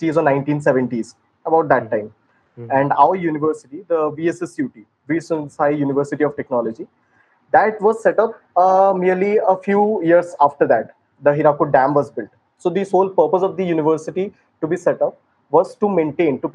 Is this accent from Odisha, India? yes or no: yes; Sambalpur, Odisha, India; I hail from Odisha, Sambalpur